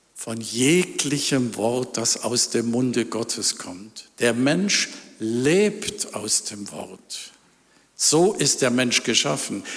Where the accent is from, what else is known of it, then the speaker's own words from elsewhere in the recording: Ravensburg, Baden-Württemberg, Germany; in Ravensburg, wo ich herkomme.